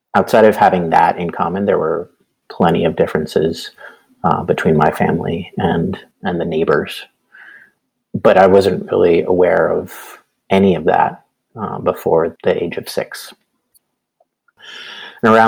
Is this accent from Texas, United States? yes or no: yes; San Antonio, Texas, United States; I grew up in San Antonio, Texas, so we could be close to family